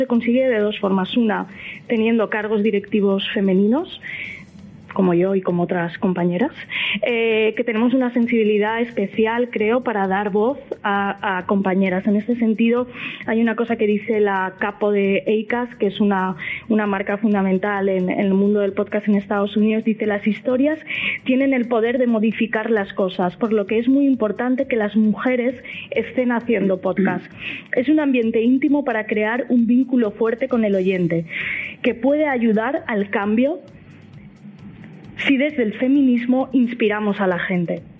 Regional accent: Valencian Community, Spain; igual que hay talibanes de la paella en, mi tierra.

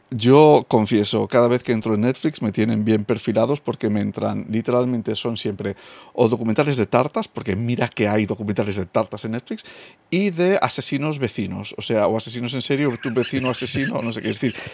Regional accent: United Kingdom; Spanish is a second language; Soy británico y me, me equivoco

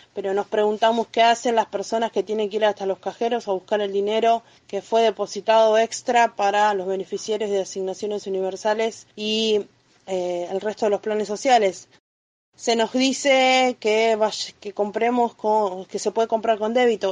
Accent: Mar del Plata, Buenos Aires Province, Argentina; yo soy del barrio San Jorge

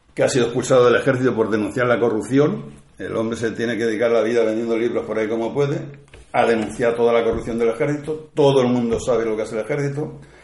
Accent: Puerto de Sagunto, Valencian Community, Spain; also born or lived in Cella; a mí me trajeron del puerto a los dos años

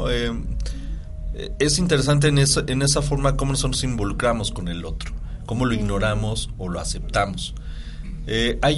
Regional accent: Apizaco, Tlaxcala, Mexico; yo soy de Tlaxcala, soy de Apizaco, Tlaxcala y estoy allá vivo. Y vengo a dar clases aquí a Puebla.

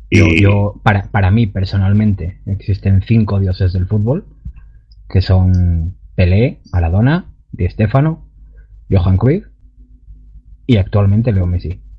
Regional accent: Asturias, Spain; Yo, por ejemplo, soy asturiano y yo soy más de ala, que salga.

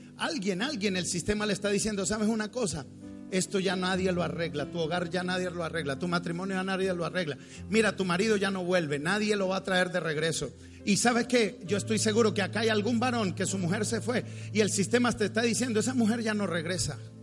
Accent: Bogotá, Colombia; yo soy rolo. Yo soy cachaco, los cachacos somos muy tímidos, somos fríos porque venimos de una tierra fría

